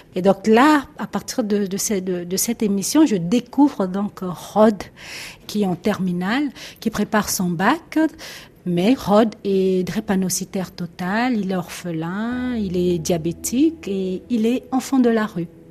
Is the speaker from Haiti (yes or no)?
no; Brazzaville, Republic of the Congo; moved away as an adult; also born or lived in Pointe-Noire; now in France; j'ai grandi à Brazzaville, la capitale de la République du Congo